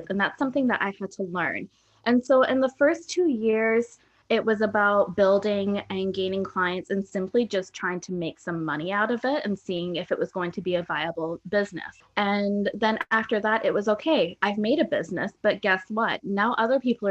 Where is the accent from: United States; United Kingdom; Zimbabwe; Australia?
United Kingdom; England; now in Canada; I don't have a huge amount of family here in Canada. I'm originally from England